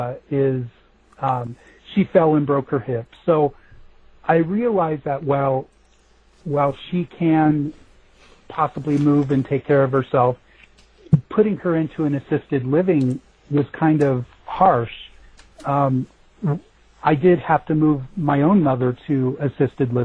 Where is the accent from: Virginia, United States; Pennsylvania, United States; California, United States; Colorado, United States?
Colorado, United States; Denver; I was born and raised in Denver